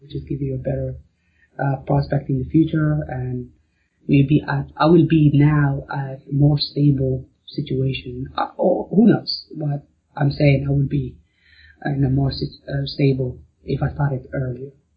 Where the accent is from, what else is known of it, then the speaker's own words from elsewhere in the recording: Morocco; moved away as an adult; also born or lived in Arkansas, United States; now in United States; I'm originally from Morocco and I moved to the States to go to school in University of Arkansas